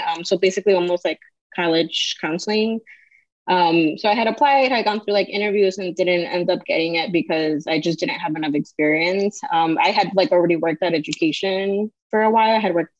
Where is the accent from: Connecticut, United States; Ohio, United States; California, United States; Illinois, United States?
Illinois, United States; Chicago; I'm born and raised in Chicago, so I've been here all my life